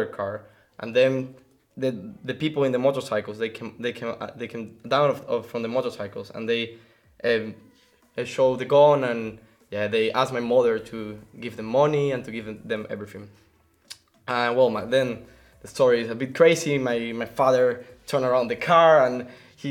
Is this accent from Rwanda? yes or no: no; Venezuela; moved away; from Venezuela